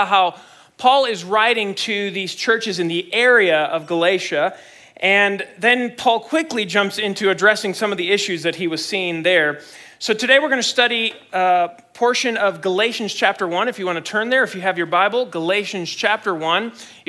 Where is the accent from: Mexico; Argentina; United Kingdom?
Mexico; Mexico City; I grew up in Mexico City, Mexico, because my parents are missionaries there, and they're still there. They're at the same church that I grew up in.